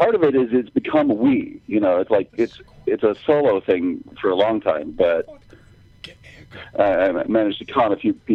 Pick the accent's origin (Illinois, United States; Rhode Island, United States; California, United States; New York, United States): New York, United States; Troy; now in New York City, United States; Upstate New York.